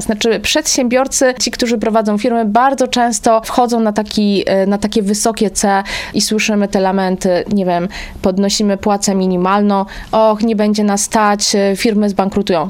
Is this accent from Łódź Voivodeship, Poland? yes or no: yes; Kutno, Łódź Voivodeship, Poland; u mnie w rodzinnym Kutnie